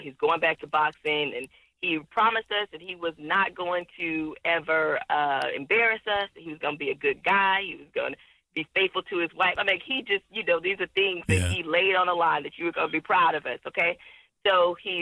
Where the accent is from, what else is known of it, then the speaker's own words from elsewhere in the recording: Houston, Texas, United States; I'm from Houston.